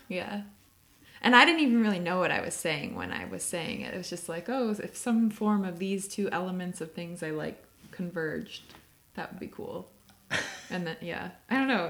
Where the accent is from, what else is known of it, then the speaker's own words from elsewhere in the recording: Chicago, Illinois, United States; moved away as an adult; now in Oakland, United States; I grew up in Chicago, went to school in Illinois, lived in Chicago after graduation